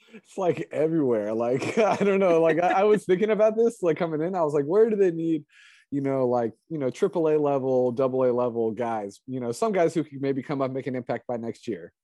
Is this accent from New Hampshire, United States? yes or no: no; East Bay, California, United States; I grew up in the East Bay uh, as a kid